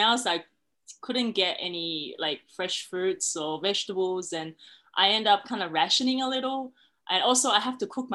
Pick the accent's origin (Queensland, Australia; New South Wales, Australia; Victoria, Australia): New South Wales, Australia; Sydney; moved away as an adult; also born or lived in China; now in Shanghai, China; I was born in China, but I immigrated to Sydney when I was young